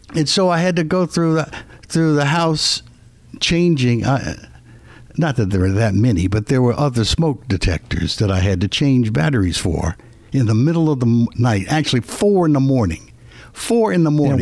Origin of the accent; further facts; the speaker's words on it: Philadelphia, Pennsylvania, United States; moved away; I grew up in Philadelphia